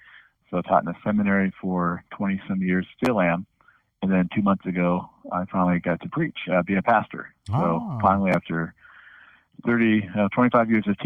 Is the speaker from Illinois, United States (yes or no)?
no; Ohio, United States; I was raised in Ohio.